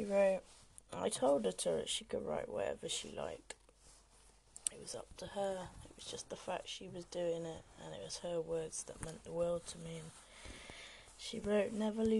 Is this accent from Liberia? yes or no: no; Oxford, South East England, United Kingdom; now in Cornwall, United Kingdom; I am from Oxford